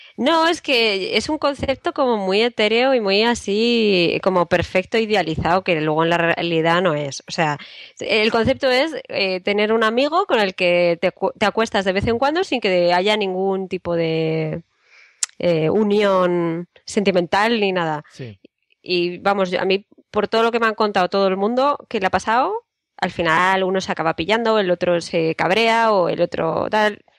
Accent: Spain; also born or lived in Madrid; los españoles también vamos a clases de idiomas

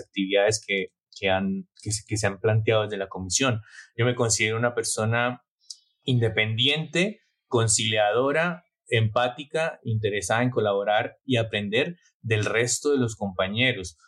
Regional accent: Bucaramanga, Santander, Colombia; moved away as an adult; also born or lived in Basque Country, Spain; now in Barcelona, Spain; Yo provengo de una familia de clase media de Bucaramanga y emigré primero al País Vasco y después a Cataluña para estudiar y buscar nuevas oportunidades.

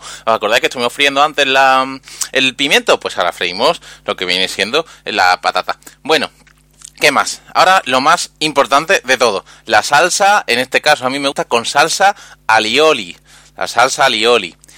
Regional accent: Andalusia, Spain; yo soy un emisario andaluz

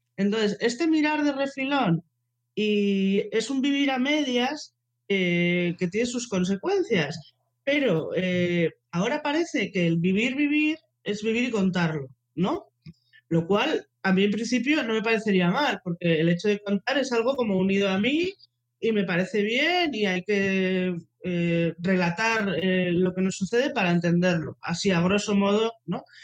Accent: Bilbao, Basque Country, Spain; soy de Bilbao

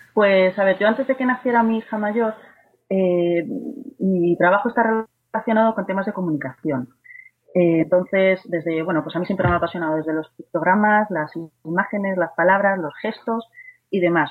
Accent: Madrid, Community of Madrid, Spain; soy de Madrid

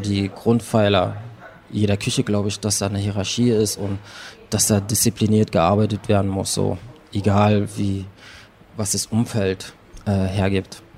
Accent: Berlin, Germany; ich bin in Prenzlauer Berg geboren, dann bin ich da ein bisschen aufgewachsen

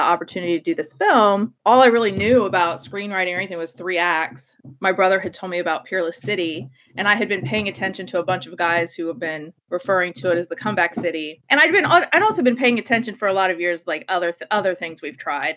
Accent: Portsmouth, Ohio, United States; growing up in Portsmouth.

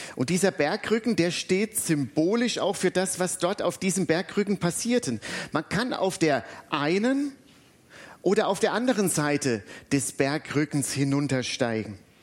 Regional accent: Butzbach, Hesse, Germany; now in Alzey, Germany; In meiner alten Heimatstadt Butzbach

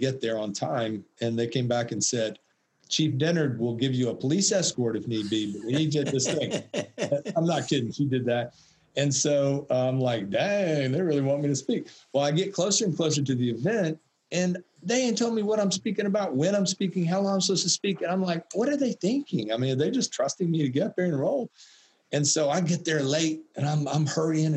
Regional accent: Atlanta, Georgia, United States; I'm from Atlanta, the Mecca of the civil rights movement

